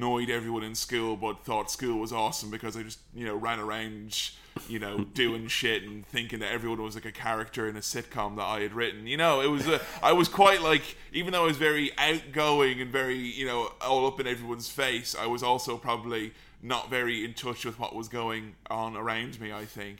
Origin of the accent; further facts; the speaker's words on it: Delvin, Westmeath, Ireland; I just grew up in a small, little, tiny village in a kind of crappy part of the country where there wasn't really much going on, called Delvin in County Westmeath.